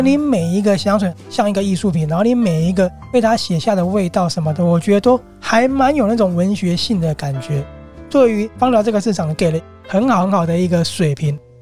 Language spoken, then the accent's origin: Chinese; Taiwan; 很符合我们台湾人的一个生活形态